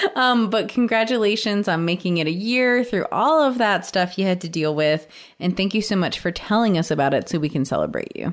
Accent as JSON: {"language": "English", "region": "West Virginia", "country": "United States", "said": "we're from West Virginia."}